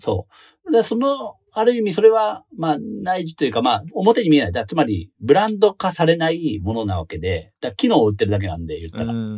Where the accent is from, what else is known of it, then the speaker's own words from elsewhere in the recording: Imizu, Toyama, Japan; moved away; 僕、出身が射水市で